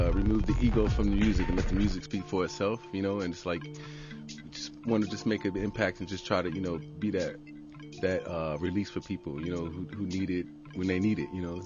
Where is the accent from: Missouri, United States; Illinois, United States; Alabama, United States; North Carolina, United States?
Illinois, United States; Chicago; moved away as an adult; I grew up in Chicago